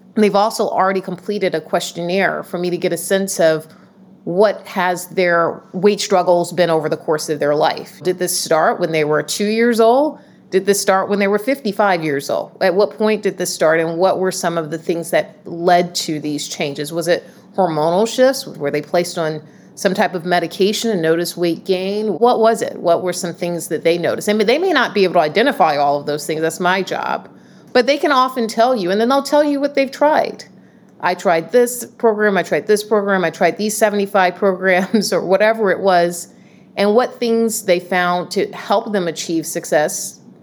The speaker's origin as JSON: {"language": "English", "town": "Atlanta", "region": "Georgia", "country": "United States", "tie": "born or raised there", "moved": "yes", "lives_now": "Boston, United States", "said": "born and raised in Atlanta, Georgia, and the, the South"}